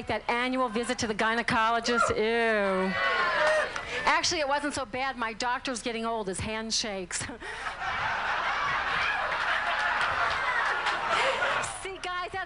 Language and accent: English; New Orleans, Louisiana, United States; I'm from New Orleans